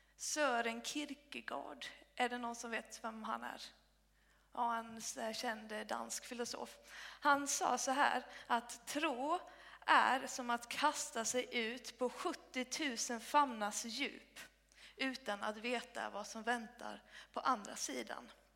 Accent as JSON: {"language": "Swedish", "region": "Blekinge", "country": "Sweden", "tie": "born or raised there", "also_born_or_lived": "Uppsala", "moved": "as an adult", "lives_now": "Helsingborg, Sweden", "said": "jag är uppvuxen i Bekinge"}